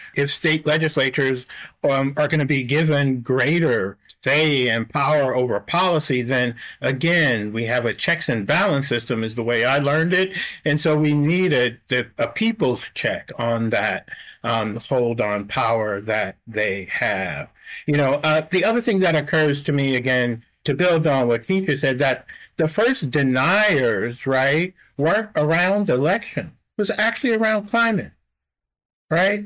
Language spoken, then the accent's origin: English; New Orleans, Louisiana, United States; moved away; I'm from New Orleans originally, right? And my mother and our family uh, went through Katrina